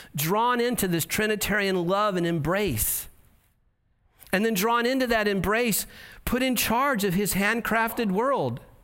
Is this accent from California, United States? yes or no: yes; Santa Ana, California, United States; also born or lived in Yorba Linda / Boise; I'm from Santa Ana.